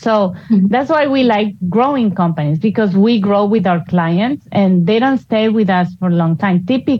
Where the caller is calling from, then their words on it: Cinque Terre, Liguria, Italy; I'm actually calling you from Cinque Terre, Italy.